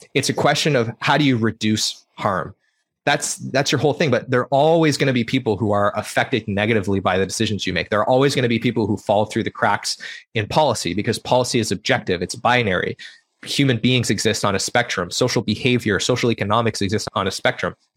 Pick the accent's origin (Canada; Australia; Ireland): Canada; Prince Edward Island; I grew up in Prince Edward Island